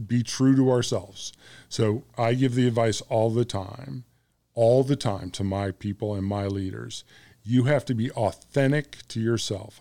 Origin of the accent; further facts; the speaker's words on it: United States; I'm American